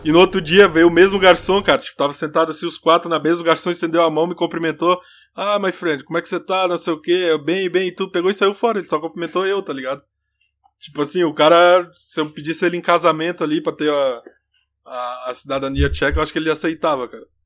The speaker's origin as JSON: {"language": "Portuguese", "country": "Brazil", "moved": "yes", "lives_now": "Germany", "said": "somos do Brasil"}